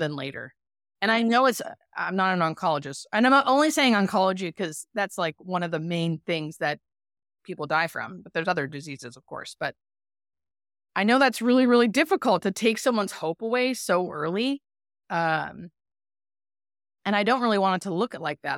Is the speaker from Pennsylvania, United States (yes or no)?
yes; Erie, Pennsylvania, United States; moved away as an adult; also born or lived in Baltimore, Maryland; now in California, United States; I'm from Erie, Pennsylvania, and I grew up there until about I was twenty-five